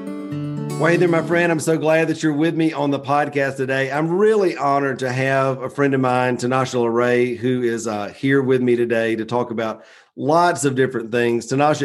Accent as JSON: {"language": "English", "region": "the South", "country": "United States", "accent": "Southern", "said": "my Southern accent"}